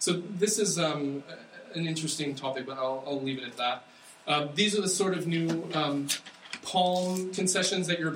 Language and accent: English; United States; I'm American